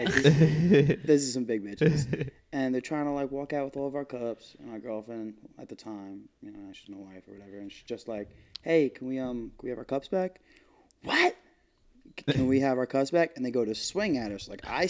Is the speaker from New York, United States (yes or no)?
yes; Massapequa, New York, United States; I'm third generation Massapequa. I grew up here. My dad grew up here. My grandfather was from here.